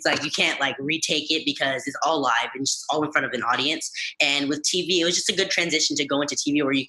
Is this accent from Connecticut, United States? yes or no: no; California, United States; I've lived in California for my whole life, so yeah, I'm pretty much based in California.